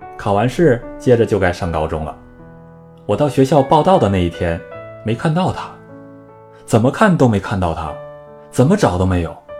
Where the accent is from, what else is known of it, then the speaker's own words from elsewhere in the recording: Northeast China, China; 小时候，在东北啊